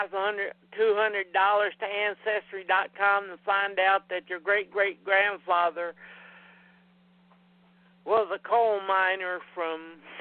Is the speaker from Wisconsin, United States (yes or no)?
no; Tennessee, United States; also born or lived in Virginia; I was born in Tennessee, and I pretty much lived here my entire life except for a year. I lived in Virginia with my ex-wife.